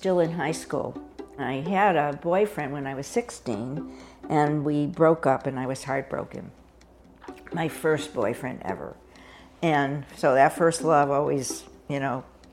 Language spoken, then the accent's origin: English; Hartford, Connecticut, United States; moved away as an adult; I grew up in Hartford, Connecticut, where I spent the first 18 years of my life and never moved back after that.